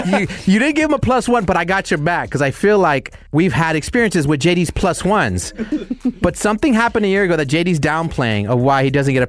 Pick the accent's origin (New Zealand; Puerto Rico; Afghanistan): Puerto Rico; I'm Puerto Rican as well.